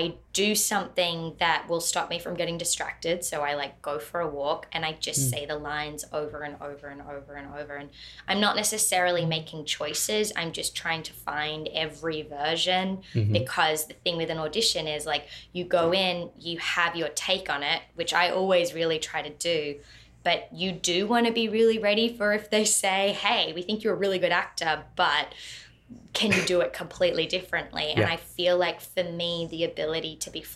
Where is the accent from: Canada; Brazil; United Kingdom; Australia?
Australia; now in Los Angeles, United States; being an Australian over